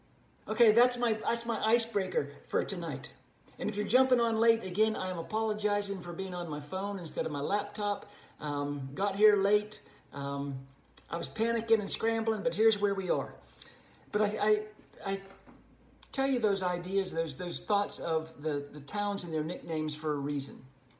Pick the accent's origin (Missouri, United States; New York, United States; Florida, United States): Florida, United States; Plant City; Plant City, my hometown, known as the winter strawberry capital of the world.